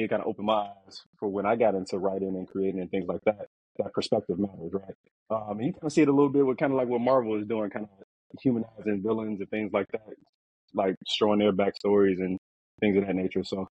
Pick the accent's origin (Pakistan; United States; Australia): United States; Chicago, Illinois; I'm from Chicago, the West Side. I grew up in the Austin area, next to like K-Town area. So that's kind of where I grew up. As I got older, I just moved further west and things like that. But yeah, so from the West Side of Chicago.